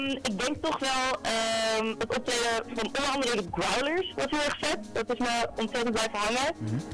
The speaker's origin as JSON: {"language": "Dutch", "region": "Friesland", "country": "Netherlands", "said": "ik kom zelf uit Friesland, dus dat dat ook heel dichtbij was."}